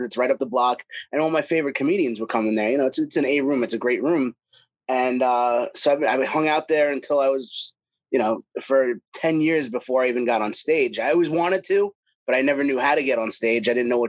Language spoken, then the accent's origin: English; Long Island, New York, United States; born or raised there